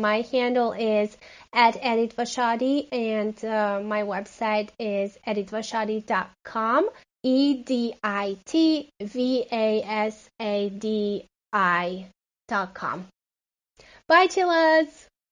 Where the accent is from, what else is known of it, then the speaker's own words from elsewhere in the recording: Hungary; now in Phoenix, United States; I live in Phoenix, Arizona, uh, but I'm originally from Hungary